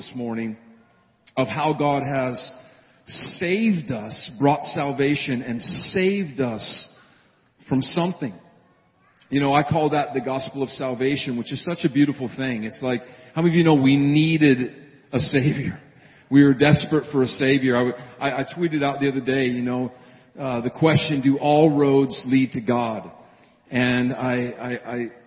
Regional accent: Montana, United States; moved away; back in my hometown and home state of Montana

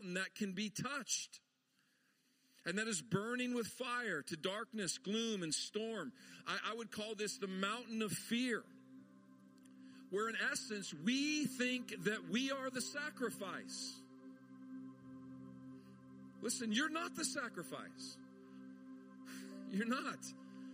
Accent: Montana, United States; I grew up in Montana

